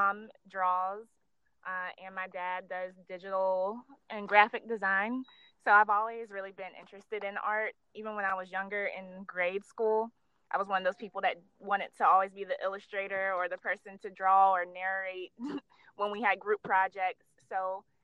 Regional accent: Wilmington, North Carolina, United States; moved away as an adult; now in Charlotte, United States; I'm from Wilmington, North Carolina. A lot of people don't know where that is, but it's the beach. But I live in Charlotte now.

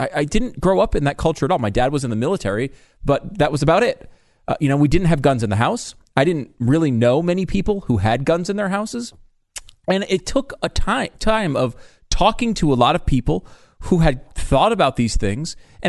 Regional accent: Connecticut, United States; Of course, I grew up in Connecticut. There was like, I think there's one gun in the state.

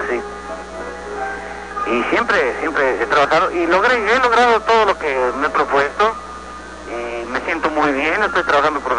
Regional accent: Monterrey, Nuevo León, Mexico; also born or lived in Puebla, Mexico / Mexico City; Eh, yo nací en, en la ciudad de Puebla, México. Ajá. Puebla pero yo me crié aquí en Monterrey, donde estoy ahorita.

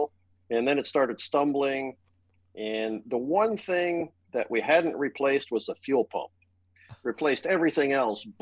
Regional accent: Thunder Bay, Ontario, Canada; I grew up in Thunder Bay, Ontario

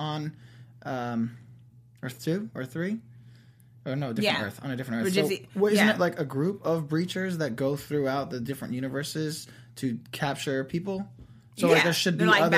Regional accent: New Jersey, United States; I'm from Jersey too

